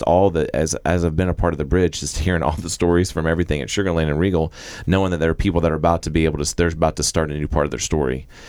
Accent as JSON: {"language": "English", "region": "Florida", "country": "United States", "also_born_or_lived": "Texas", "moved": "yes", "lives_now": "Arkansas, United States", "said": "I'm from Florida originally. My wife is from Oklahoma, met in Texas. And so now, well, we kind of live in Arkansas and Texas right now."}